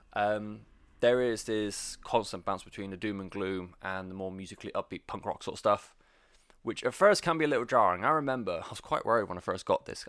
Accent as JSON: {"language": "English", "country": "United Kingdom", "said": "I'm British"}